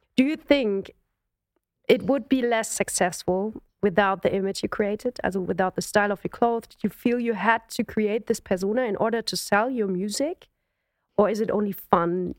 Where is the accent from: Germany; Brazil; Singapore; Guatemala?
Germany; I'm a German singer.